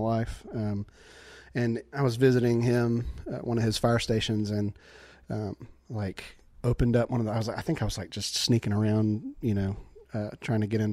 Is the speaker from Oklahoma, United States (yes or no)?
no; LaGrange, Georgia, United States; When I grew up there, LaGrange